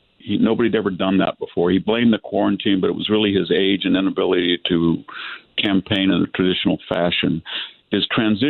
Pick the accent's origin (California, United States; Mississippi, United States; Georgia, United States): California, United States; San Joaquin Valley; born or raised there